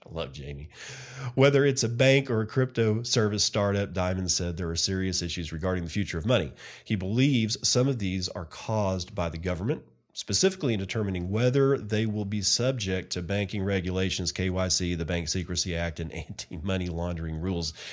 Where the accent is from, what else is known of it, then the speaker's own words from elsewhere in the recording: Texas, United States; here in my home state